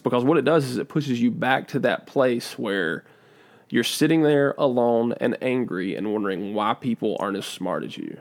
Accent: United States; I'm from Davidson County

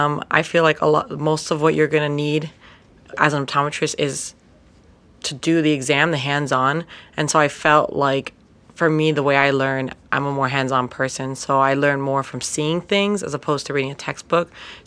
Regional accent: Miami, Florida, United States; I'm from Miami, Florida

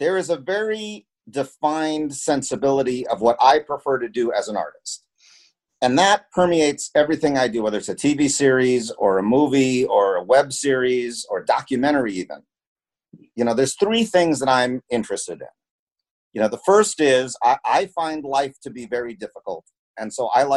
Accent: United States; I was born in the United States, but my mother was born in the Philippines.

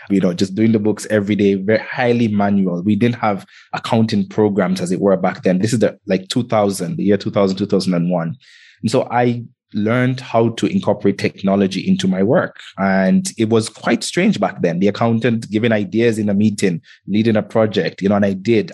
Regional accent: Antigua & Barbuda; also born or lived in Kenya; I grew up in the Caribbean um, in an island called Antigua. And I was actually born in Kenya.

